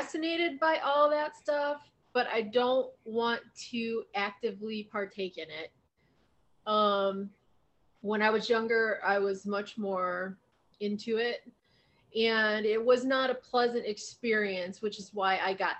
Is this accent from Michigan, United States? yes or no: no; Ohio, United States; now in Arizona, United States; growing up in Ohio